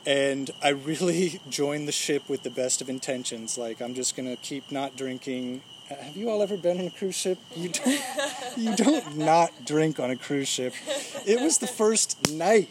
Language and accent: English; Fairfax, Virginia, United States; I'm from Fairfax, Virginia